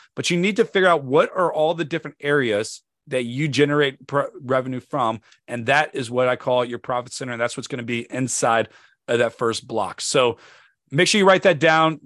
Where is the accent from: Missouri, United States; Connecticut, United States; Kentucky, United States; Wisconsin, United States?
Missouri, United States; St. Louis; now in Northern Virginia, United States; Saint Louis, Missouri. If you've never been there, that is my hometown. That is where I'm from.